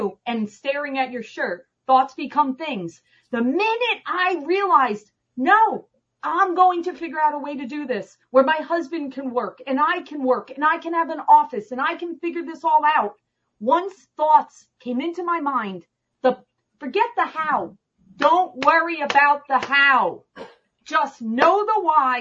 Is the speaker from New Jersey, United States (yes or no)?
yes; Parsippany, New Jersey, United States; moved away as an adult; now in Arizona, United States; I grew up in New Jersey